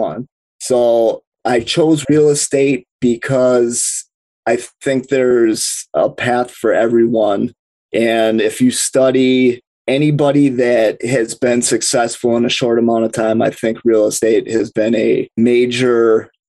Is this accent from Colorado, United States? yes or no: no; Milwaukee, Wisconsin, United States; I'm from Milwaukee, Wisconsin